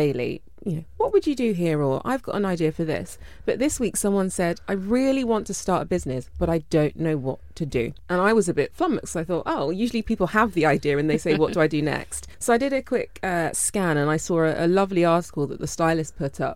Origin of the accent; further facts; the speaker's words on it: London, United Kingdom; I'm from Northwest London